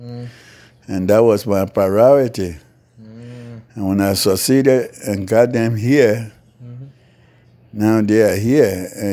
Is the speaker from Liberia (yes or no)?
yes; Liberia; now in North Carolina, United States; So when I came from Liberia, I came strictly to them in North Carolina and still remain in North Carolina.